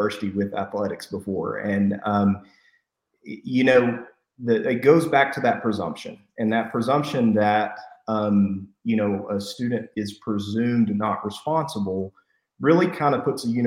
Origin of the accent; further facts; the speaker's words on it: Post, Texas, United States; I'm from Post